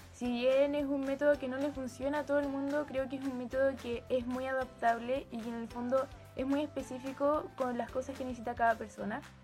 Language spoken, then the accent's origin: Spanish; Santiago, Santiago Metropolitan Region, Chile; de Santiago de Chile, tengo 16 años y soy ex alumna del colegio Hualquén Montessori.